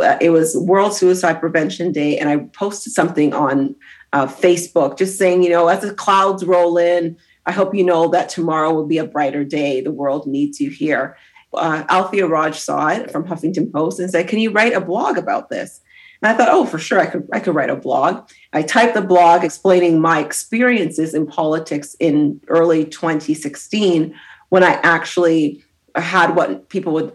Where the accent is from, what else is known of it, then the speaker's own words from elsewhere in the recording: Brampton, Ontario, Canada; also born or lived in Grenada; I grew up in Toronto, so in Brampton